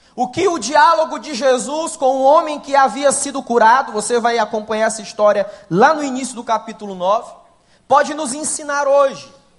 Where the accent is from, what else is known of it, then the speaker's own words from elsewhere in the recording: Ceará, Brazil; Sou do Ceará com muita alegria